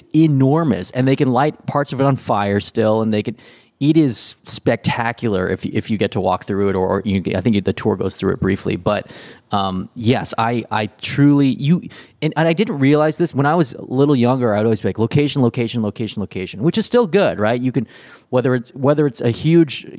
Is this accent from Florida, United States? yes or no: no; Southern California, United States; I grew up in Southern California